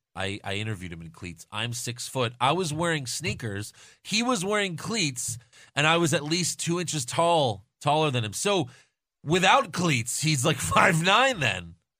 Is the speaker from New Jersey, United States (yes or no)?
no; New York, United States; I'm from New York